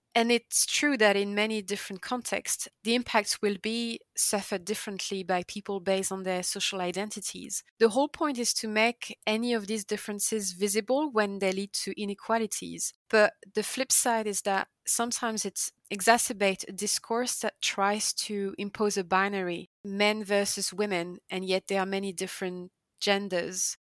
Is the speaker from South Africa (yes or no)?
no; the Alps, France; moved away; I grew up also in the Alps